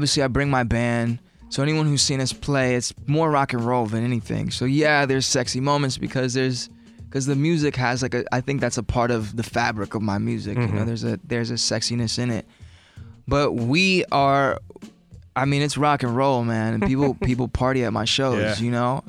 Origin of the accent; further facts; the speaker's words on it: Los Angeles, California, United States; I'm from Los Angeles, which is a very diverse city